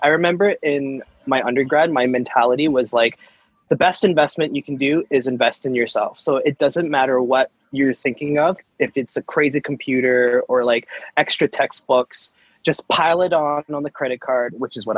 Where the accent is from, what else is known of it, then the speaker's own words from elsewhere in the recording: Mississauga, Ontario, Canada; born and raised in Mississauga.